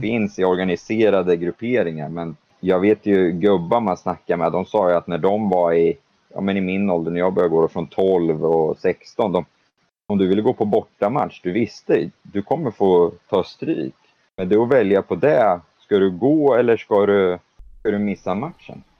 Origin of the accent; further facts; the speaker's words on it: Sweden; moved away as an adult; also born or lived in London / United States / Leeds; Många vet ju liksom att jag var svensk